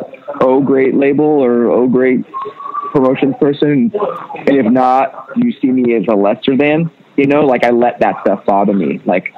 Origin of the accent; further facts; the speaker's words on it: the South, United States; Growing up in the South, you're taught like this is the devil's music.